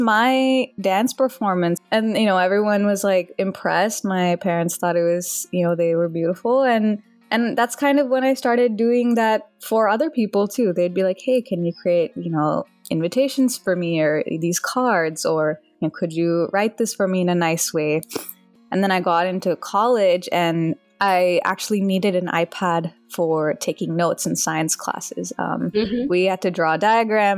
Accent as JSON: {"language": "English", "town": "Dallas", "region": "Texas", "country": "United States", "tie": "born or raised there", "also_born_or_lived": "India", "said": "I was born in India, but I grew up mostly in Dallas, Texas."}